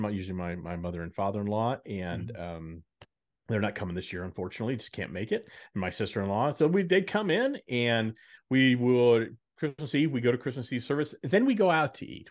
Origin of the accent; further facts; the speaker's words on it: Dallas, Texas, United States; also born or lived in Chicago / New York; now in Nashville, United States; growing up in Dallas, uh, where, where I grew up